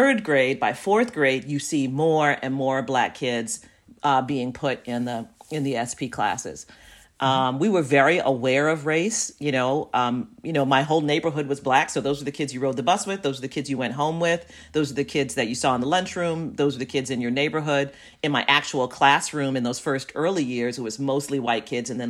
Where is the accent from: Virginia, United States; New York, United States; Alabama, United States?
New York, United States; New York City; also born or lived in Manhattan / Brooklyn; growing up in Jamaica, Queens